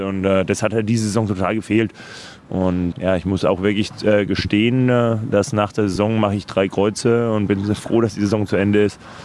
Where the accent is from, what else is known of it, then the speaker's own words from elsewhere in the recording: Würzburg, Bavaria, Germany; moved away; in Würzburg in meiner Heimat